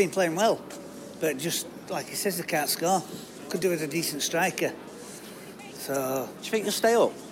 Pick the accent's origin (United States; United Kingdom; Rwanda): United Kingdom; Elland, Yorkshire and the Humber; Elland, up the town.